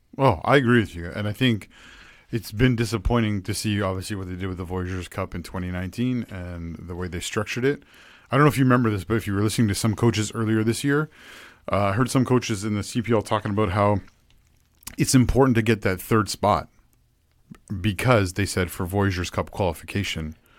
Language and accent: English; Ontario, Canada; growing up in Ontario